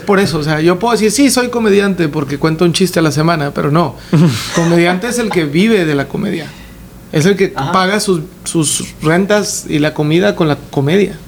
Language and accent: Spanish; Mexico; los tres somos mexicanos